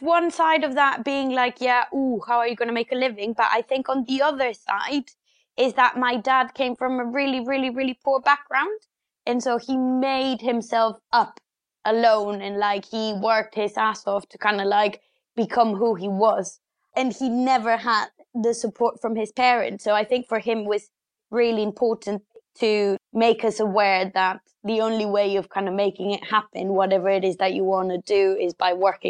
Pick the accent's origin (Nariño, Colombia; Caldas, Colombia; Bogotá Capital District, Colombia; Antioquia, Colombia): Bogotá Capital District, Colombia; Bogota; English is a second language; So yeah, as you said, I grew up in Colombia. I grew up in Bogota, the capital